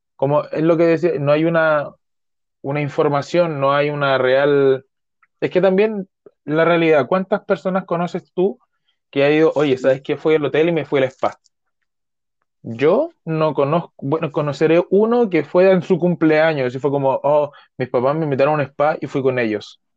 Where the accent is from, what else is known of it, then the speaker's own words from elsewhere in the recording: Chile; yo soy chileno de corazón